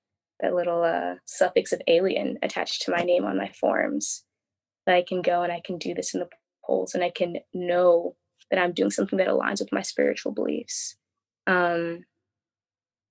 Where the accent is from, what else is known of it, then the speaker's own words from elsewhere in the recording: Philadelphia, Pennsylvania, United States; I grew up in Philadelphia